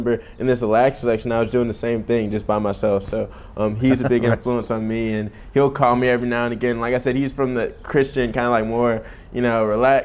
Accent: Columbia, South Carolina, United States; now in Charleston, United States; I'm from Columbia originally. My family moved to Columbia a couple years before I was born

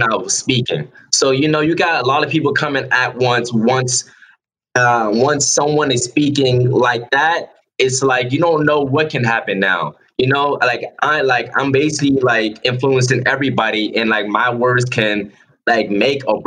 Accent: North Charleston, South Carolina, United States; moved away as an adult; also born or lived in California / Georgia; I'm from North Charleston, South Carolina. I grew up down the street from the county jail I was in that night

